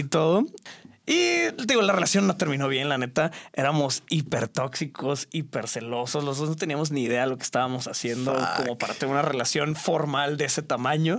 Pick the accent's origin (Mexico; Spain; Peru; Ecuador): Mexico; Torreón, Coahuila; moved away as an adult; now in Monterrey, Mexico; Yo crecí en Torreón